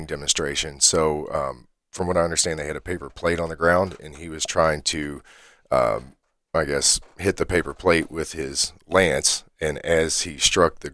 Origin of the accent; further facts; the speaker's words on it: Lebanon Junction, Kentucky, United States; I was in Lebanon Junction for a while